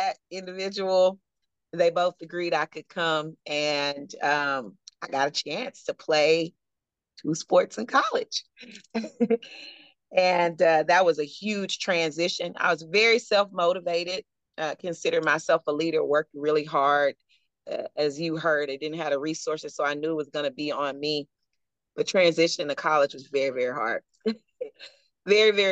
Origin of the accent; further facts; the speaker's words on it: Houston, Texas, United States; I'm from Houston